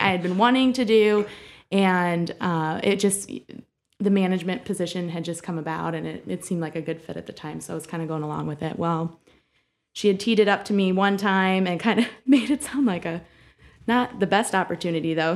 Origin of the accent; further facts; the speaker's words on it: Bowling Green, Ohio, United States; now in Toledo, United States; I grew up in Bowling Green, Ohio